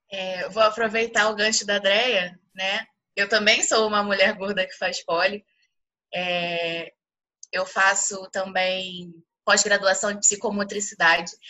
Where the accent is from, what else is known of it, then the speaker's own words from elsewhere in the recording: Rio de Janeiro, Brazil; tenho 24 anos, eu sou do Rio de Janeiro. Eu sou bacharel em Educação Física e instrutora de Lira Circense e Poliesporte aqui no Rio de Janeiro.